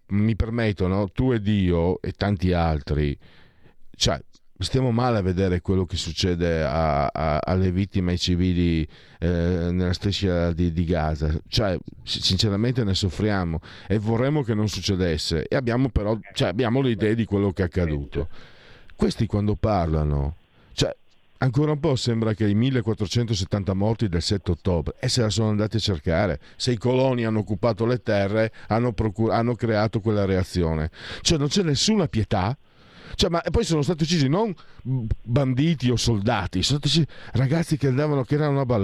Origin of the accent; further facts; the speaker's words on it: Friuli-Venezia Giulia, Italy; vengo dal Friuli